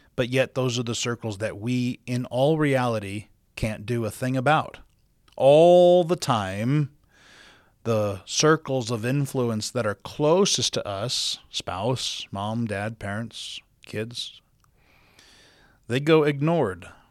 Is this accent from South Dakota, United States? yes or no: yes; South Dakota, United States; now in Utah, United States; growing up in South Dakota, the Great Plains of the country